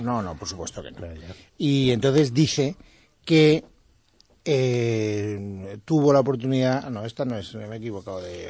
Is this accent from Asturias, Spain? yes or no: no; Castellón de la Plana, Valencian Community, Spain; En las fiestas de mi pueblo, Castellón